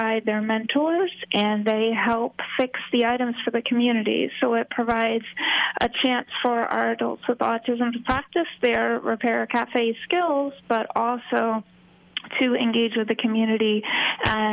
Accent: Hudson Valley, New York, United States; moved away as an adult; now in Florida, United States; I grew up in the Hudson Valley

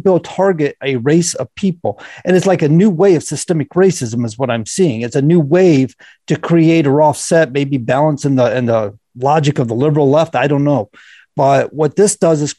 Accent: Florida, United States; now in New Hampshire, United States; Living in Florida, when I grew up in Florida, we lived near a wildlife refuge

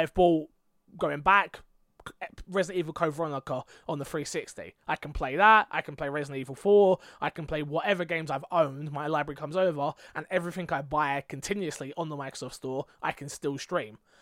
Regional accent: England, United Kingdom; I'm English.

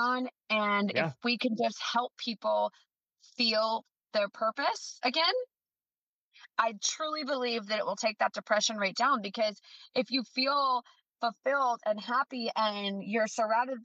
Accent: the North, United States; now in the South, United States; I'm down in the South, that I'm originally from the North

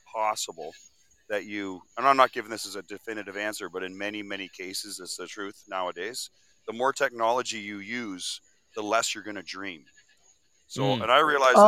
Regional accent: Keswick, Ontario, Canada; I'm from Keswick.

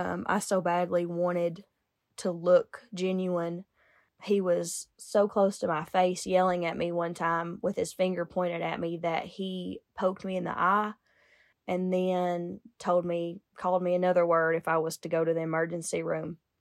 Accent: United States; I grew up in Lincoln County

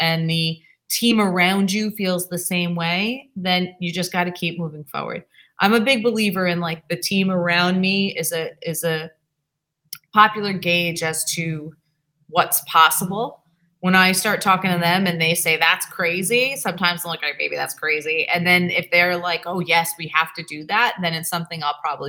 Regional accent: New York, United States; now in Massachusetts, United States; I'm originally from New York

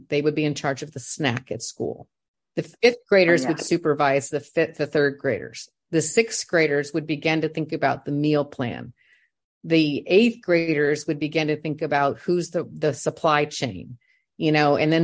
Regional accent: Indiana, United States; moved away; I'm from Indiana

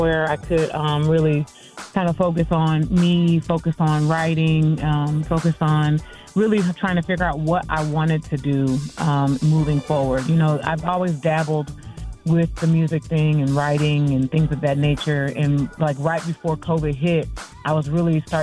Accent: Peoria, Illinois, United States; I am from Peoria, Illinois, a city about 2 hours south of Chicago.

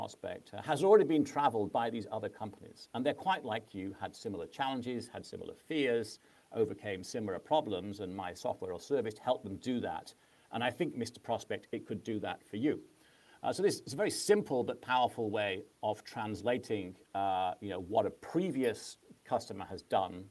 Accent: Manchester, North West England, United Kingdom; moved away as an adult; also born or lived in California; I'm native Englishman and came from Manchester

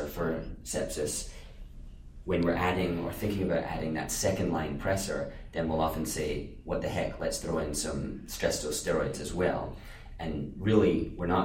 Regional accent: Scotland, United Kingdom; moved away as an adult; now in Maine, United States; So I grew up in Scotland and moved to the U.S. a little while ago for undergrad and have stayed around for med school

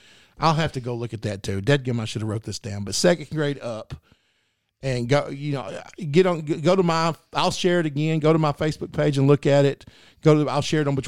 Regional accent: Mineral Springs, Arkansas, United States; growing up in Mineral Springs, down by Nashville

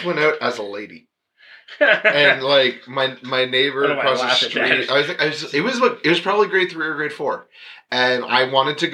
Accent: London, Ontario, Canada; I grew up in London, Ontario.

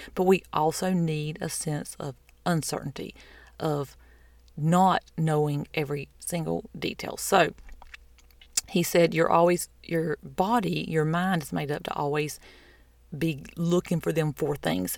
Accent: the South, United States; I'm from the South

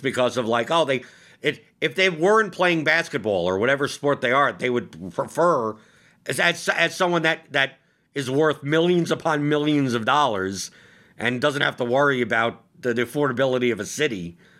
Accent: New York, United States; now in Louisville, United States; Like, I obviously I came from New York and now I live in Louisville, but the main reason is because it's so much cheaper to live here than it is in New York.

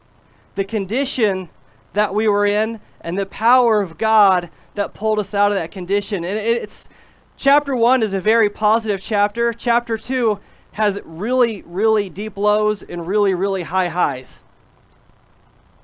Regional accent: Midwest, United States; We're all from the Midwest, at least most of us

